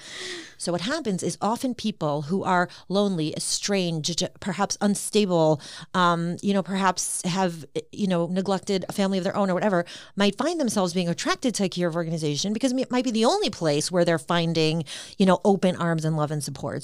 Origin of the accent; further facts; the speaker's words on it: Cleveland, Ohio, United States; also born or lived in Queens, New York / Israel; I'm originally from Queens, New York, and my family moved to Cleveland when, um, my dad had passed away, my mom remarried, um, my stepfather was here in Cleveland in medical school, he had gone to Tulsi Shiva, and so I came here in second grade, and so I'm basically a Clevelander.